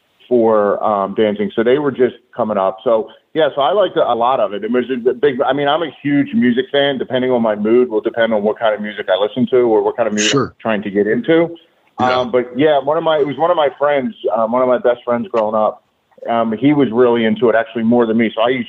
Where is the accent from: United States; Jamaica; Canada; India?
United States; just outside South Philadelphia, in New Jersey; I grew up in South Philly, like right outside South Philly in Jersey.